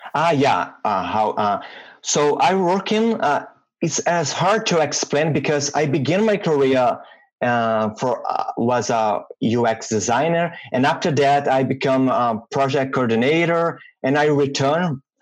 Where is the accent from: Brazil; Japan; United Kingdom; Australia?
Brazil; Minas Gerais; English is a second language; moved away as an adult; also born or lived in Vitória, Brazil; now in Ottawa, Canada; I was born and raised in Brazil